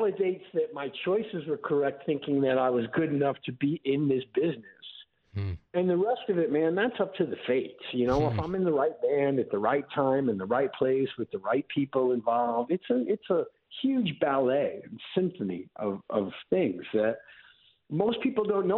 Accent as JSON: {"language": "English", "town": "New York City", "region": "New York", "country": "United States", "tie": "born or raised there", "also_born_or_lived": "Manhattan", "moved": "as an adult", "lives_now": "Los Angeles, United States", "said": "I grew up in Queens"}